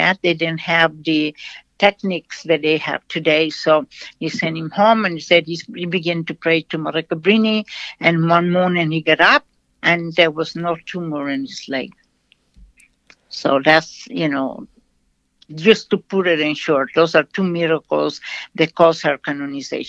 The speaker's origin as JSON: {"language": "English", "country": "Brazil", "tie": "born or raised there", "moved": "yes", "said": "I am from Brazil."}